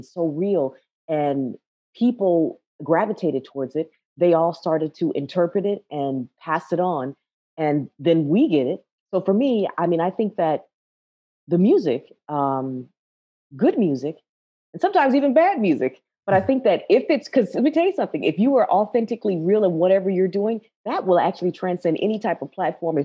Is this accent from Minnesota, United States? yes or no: yes; Minneapolis, Minnesota, United States; also born or lived in Ohio; growing up in Minneapolis